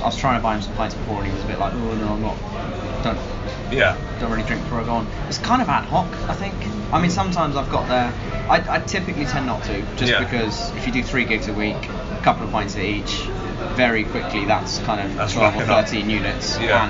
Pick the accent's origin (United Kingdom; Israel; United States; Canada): United Kingdom; Winchester, South East England; I was Winchester.